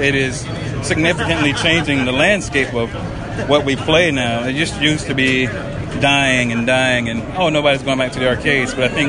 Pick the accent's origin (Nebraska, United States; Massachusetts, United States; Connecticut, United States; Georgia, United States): Georgia, United States; Atlanta; now in Tennessee, United States; Yes, I moved from Atlanta. I've been there since the year 2001.